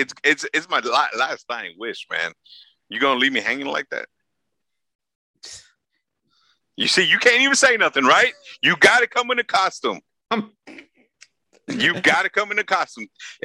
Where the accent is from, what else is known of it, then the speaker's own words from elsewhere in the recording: Los Angeles, California, United States; I grew up in South Central.